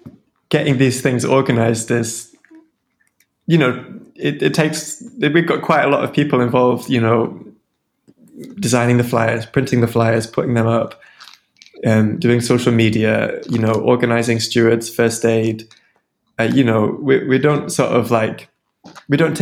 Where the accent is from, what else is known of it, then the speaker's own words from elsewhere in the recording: Sheffield, Yorkshire and the Humber, United Kingdom; moved away as an adult; now in Edinburgh, United Kingdom; I'm from Sheffield